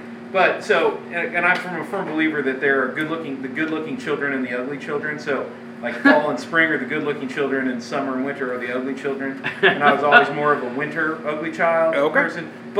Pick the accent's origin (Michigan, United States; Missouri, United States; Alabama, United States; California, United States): Missouri, United States; Kansas City; You know, I grew up in Kansas City.